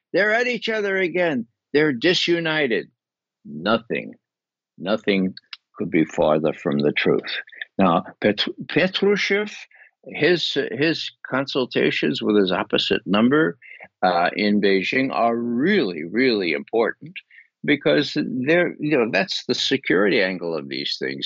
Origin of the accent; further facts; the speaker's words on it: United States; we American citizens